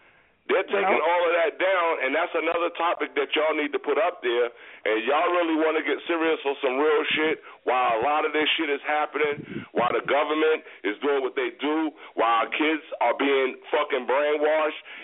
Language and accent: English; New York, United States; I'm from New York